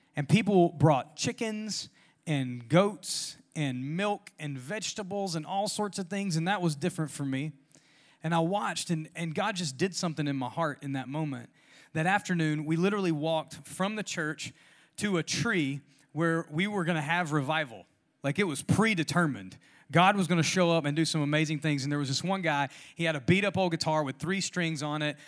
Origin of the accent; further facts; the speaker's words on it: Louisiana, United States; now in Georgia, United States; I'm from Louisiana